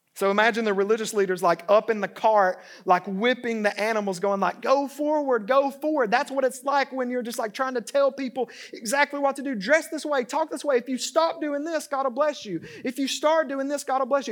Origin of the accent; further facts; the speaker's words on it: Dalton, Georgia, United States; I grew up in Dalton, Georgia